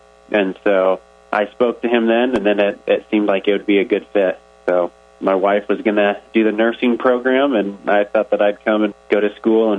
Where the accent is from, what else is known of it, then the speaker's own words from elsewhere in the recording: Ripon, California, United States; moved away as an adult; So I grew up in the California Central Valley.